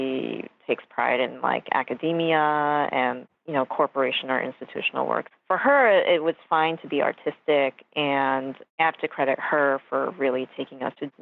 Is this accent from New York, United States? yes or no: yes; New York City, New York, United States; also born or lived in Westchester, New York; I was born in New York on Queens Boulevard at St. John's Hospital